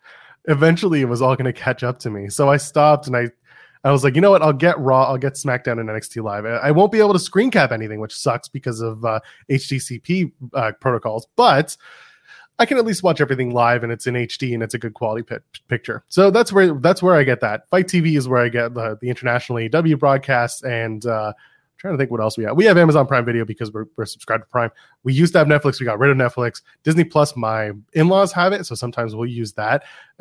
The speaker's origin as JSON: {"language": "English", "country": "Canada", "said": "I'm also Canadian"}